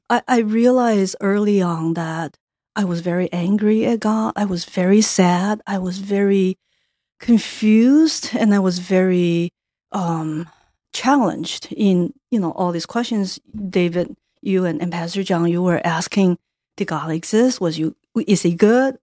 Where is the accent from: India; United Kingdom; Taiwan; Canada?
Taiwan; moved away as an adult; now in United States; I grew up in Taiwan